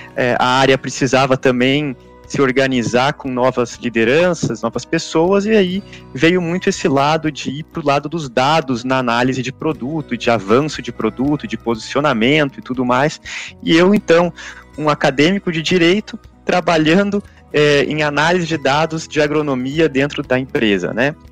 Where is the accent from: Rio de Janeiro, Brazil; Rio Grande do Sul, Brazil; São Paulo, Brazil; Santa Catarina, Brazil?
Rio Grande do Sul, Brazil; Santa Cruz do Sul; eu lembro disso, pequeno, saindo num, num, sábado de manhã de Santa Cruz do Sul e indo até lá